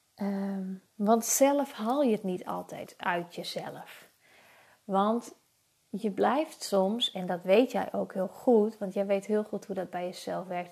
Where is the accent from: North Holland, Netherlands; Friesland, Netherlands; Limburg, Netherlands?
Friesland, Netherlands; Ik kom uit Friesland